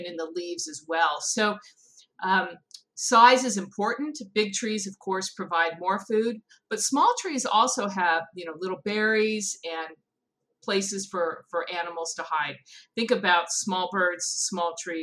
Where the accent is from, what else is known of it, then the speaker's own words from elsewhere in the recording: California, United States; I grew up in California, and we had walnut trees on our property